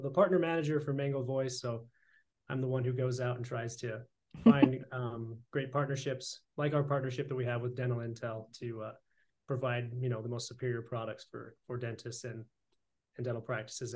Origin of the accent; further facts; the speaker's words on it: Idaho, United States; we're both Idaho boys